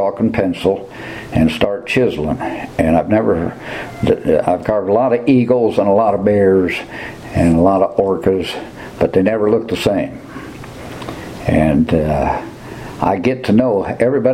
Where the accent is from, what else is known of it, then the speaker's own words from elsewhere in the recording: Fort Wayne, Indiana, United States; moved away as an adult; also born or lived in Huntington, Indiana; now in Brown County, United States; I grew up in northern Indiana around Huntington and Fort Wayne